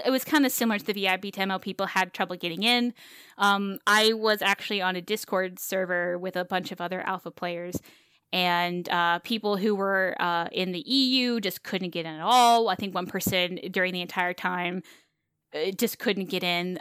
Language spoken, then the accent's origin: English; the South, United States; moved away; I came from the South. I grew up in the South.